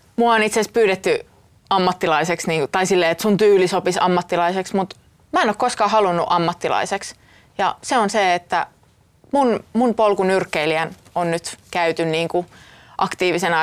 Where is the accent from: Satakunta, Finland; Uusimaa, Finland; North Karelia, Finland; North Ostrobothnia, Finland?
Satakunta, Finland; Pori; mä oon Porista kotoisin ja mulla ei ollut siellä yhtään esikuvia